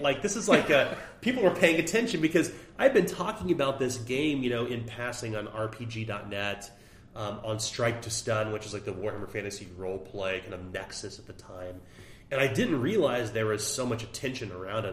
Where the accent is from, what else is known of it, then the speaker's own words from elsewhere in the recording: Oak Grove, Missouri, United States; moved away as an adult; now in Kansas City, United States; we grew up in Oak Grove, Missouri, um, moved to Kansas City in our 20s